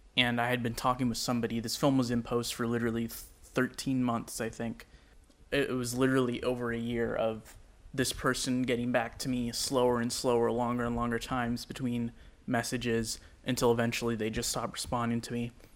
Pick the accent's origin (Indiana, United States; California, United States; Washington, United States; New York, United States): California, United States; Sacramento; I am a filmmaker from Sacramento, California